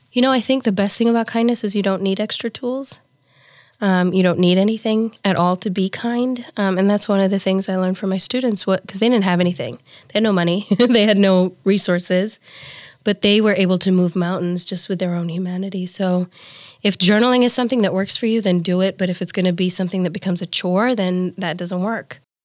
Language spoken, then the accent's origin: English; Nairobi, Kenya; moved away as an adult; also born or lived in Saint Peter, Minnesota; now in Omaha, United States; I was raised in Nairobi, Kenya, and I was the oldest of four girls